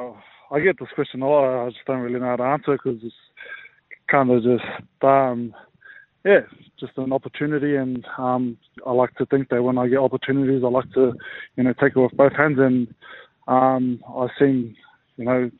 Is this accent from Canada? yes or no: no; Auckland, New Zealand; moved away as an adult; now in Australia; born and raised in Auckland. So been in Australia 6 years now.